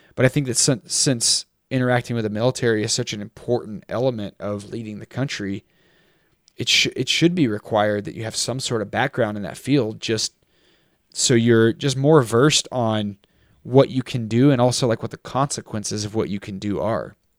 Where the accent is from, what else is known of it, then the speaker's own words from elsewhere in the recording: United States; being raised American